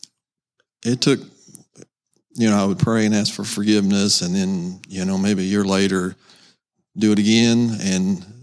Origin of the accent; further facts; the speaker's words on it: Seymour, United States; I'm currently living in Seymour. That's where I'm from, basically